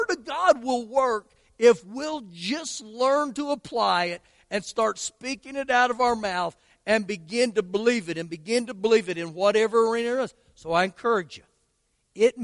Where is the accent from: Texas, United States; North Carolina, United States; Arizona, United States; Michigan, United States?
Texas, United States; Lubbock; I'm from Lubbock